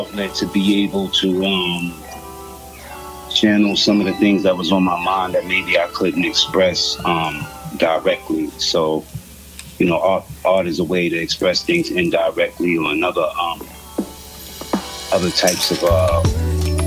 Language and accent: English; New York City, New York, United States; I'm from Queens, New York, Far Rockaway, Esmond Project specifically.